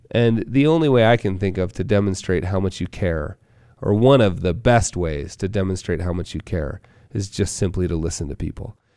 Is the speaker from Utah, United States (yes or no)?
yes; Park City, Utah, United States; my hometown of Park City, Utah